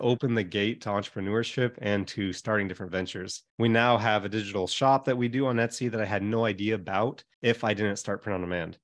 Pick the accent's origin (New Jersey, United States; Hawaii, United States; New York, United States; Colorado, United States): Hawaii, United States; moved away; I grew up in Hawaii.